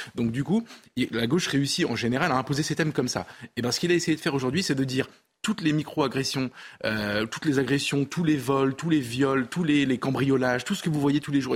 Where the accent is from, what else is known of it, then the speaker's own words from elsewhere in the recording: France; je suis français